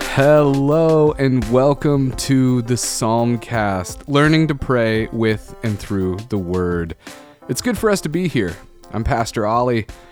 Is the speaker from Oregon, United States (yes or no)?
yes; Oregon, United States; Growing up in Oregon